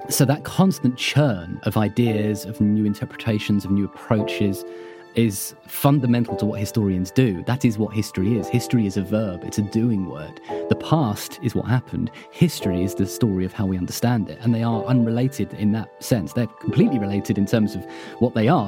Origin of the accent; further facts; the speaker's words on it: United Kingdom; being British